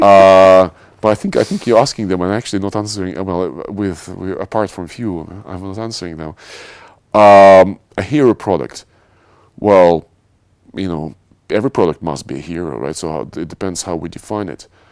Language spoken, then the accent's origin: English; Moscow, Russia; moved away as an adult; also born or lived in Paris; now in London, United Kingdom; I was born in Russia. I spent, um, quite a big part of my life, uh, living in Moscow.